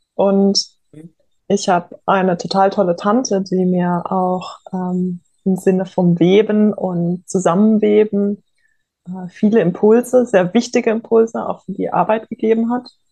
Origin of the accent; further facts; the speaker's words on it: Offenburg, Baden-Württemberg, Germany; Ich bin groß geworden im Oberrheintal, in der Oberrheinebene bei Offenburg